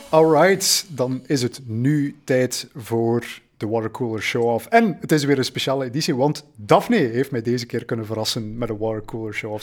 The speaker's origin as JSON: {"language": "Dutch", "country": "Belgium", "said": "wij als Belgen"}